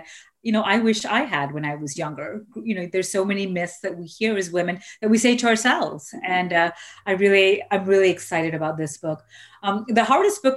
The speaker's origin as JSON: {"language": "English", "country": "Malaysia", "tie": "born or raised there", "moved": "yes", "said": "I grew up in Malaysia"}